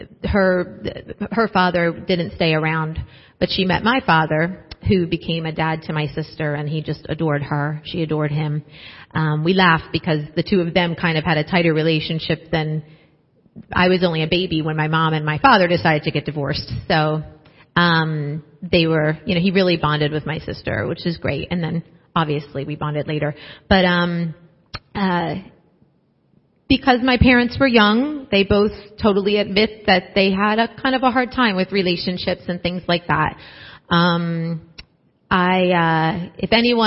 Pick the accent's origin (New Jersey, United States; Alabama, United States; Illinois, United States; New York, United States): New Jersey, United States; I grew up in South Jersey